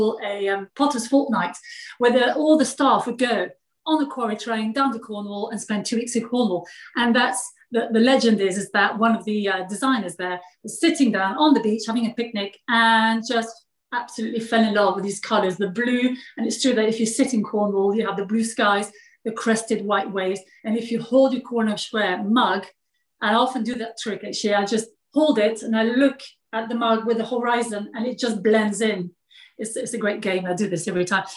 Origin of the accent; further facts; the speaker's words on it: France; English is a second language; moved away as an adult; also born or lived in London, United Kingdom; now in England, United Kingdom; I was born in France